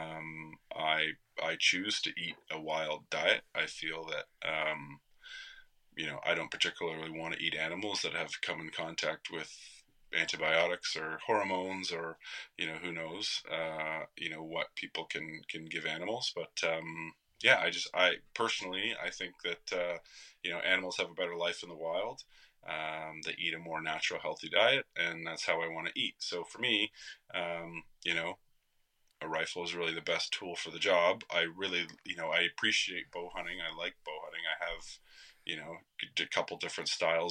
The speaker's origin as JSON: {"language": "English", "country": "Canada", "said": "as Canadians"}